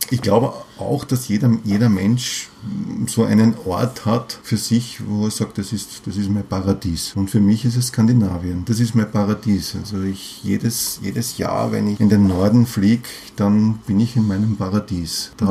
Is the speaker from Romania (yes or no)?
no; Vienna, Austria; Ich bin Wiener.